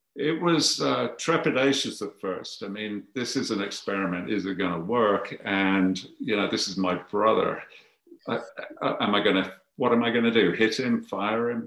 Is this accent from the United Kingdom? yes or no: yes; Birmingham, West Midlands, United Kingdom; moved away as an adult; also born or lived in Coventry; now in United States; I'm from Birmingham and you grow up with with uh, an appreciation for precision metalworking.